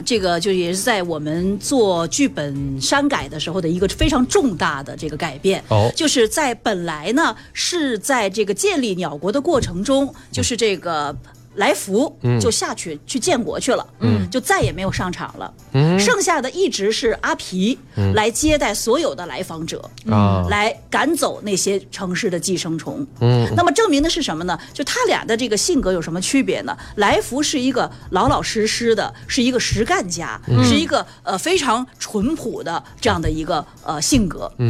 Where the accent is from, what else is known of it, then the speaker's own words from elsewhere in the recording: China; 那么我们作为中国人，我们的理解是什么呢？